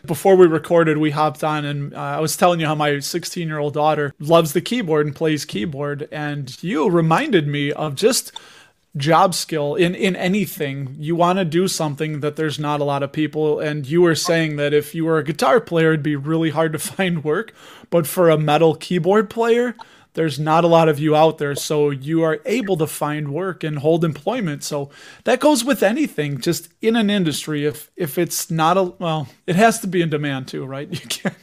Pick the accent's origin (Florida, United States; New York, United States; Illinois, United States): Illinois, United States; Chicago; somebody from Chicago